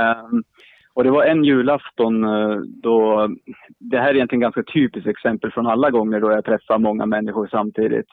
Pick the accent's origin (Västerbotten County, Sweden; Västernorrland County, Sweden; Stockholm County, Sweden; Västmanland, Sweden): Västernorrland County, Sweden; Sundsvall; now in Uppsala, Sweden; sist jag var uppe i min hemstad, jag bor i Uppsala just nu, men jag är från Sundsvall